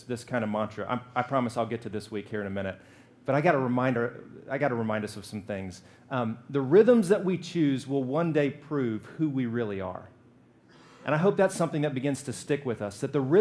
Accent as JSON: {"language": "English", "region": "Alabama", "country": "United States", "said": "I'm from Alabama. We fry everything."}